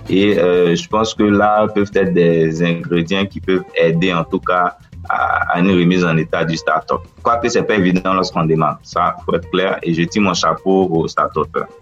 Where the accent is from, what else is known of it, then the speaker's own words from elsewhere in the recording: western Côte d'Ivoire, Côte d’Ivoire; French is a second language; je suis de l'ouest de la Côte d'Ivoire